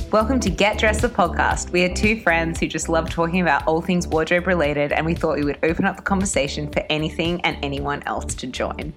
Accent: Australia; now in London, United Kingdom; I am Australian

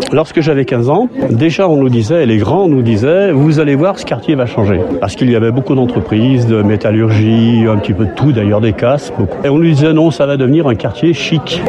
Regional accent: Lyon, Auvergne-Rhône-Alpes, France; Je suis arrivé dans ce quartier de Gerland, j'avais 10 ans

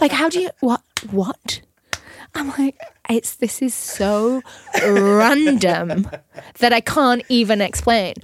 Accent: Burnley, North West England, United Kingdom; moved away

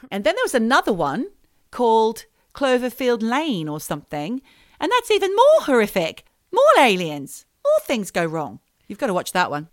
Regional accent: Australia; moved away as an adult; we are Australian and we do hold Australian passports and we did grow up in Australia, but we haven't been resident there for many years. Like, for me, it's been thirty

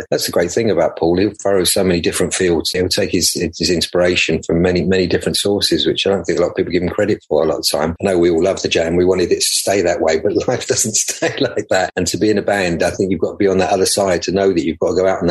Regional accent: London, United Kingdom; we grew up in the West End near Russell Square and around near there

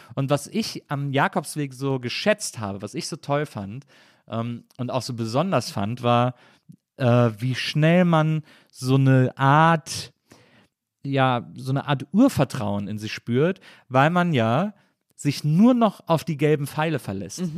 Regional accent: Cologne, North Rhine-Westphalia, Germany; now in Berlin, Germany; ich komme ja aus Köln oder so, aus der Ecke von Köln

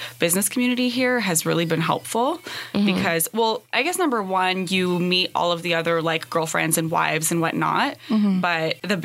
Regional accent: Montreal, Quebec, Canada; first language English; moved away; also born or lived in Trenton; born and raised in Montreal

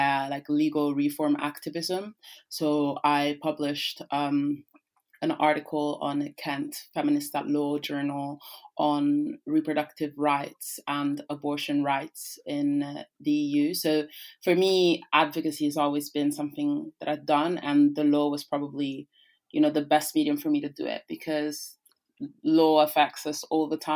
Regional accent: Rome, Lazio, Italy; first language Italian; English is a second language; moved away; I grew up in Rome, which is the city that encloses the city of the Vatican State

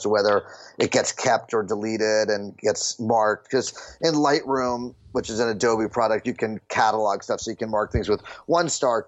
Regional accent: New Jersey, United States; the house I grew up in New Jersey

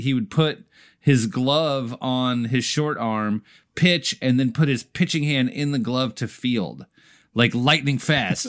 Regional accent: United States; I'm an American

